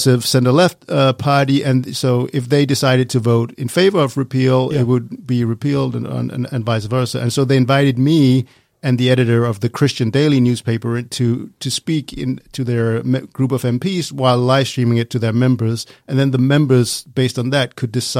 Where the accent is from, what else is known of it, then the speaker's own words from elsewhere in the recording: Denmark; accent: Danish; I grew up in Denmark